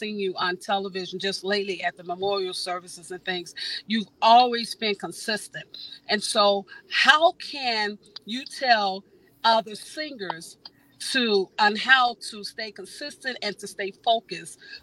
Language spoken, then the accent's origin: English; Chicago, Illinois, United States; moved away; I'm originally from Chicago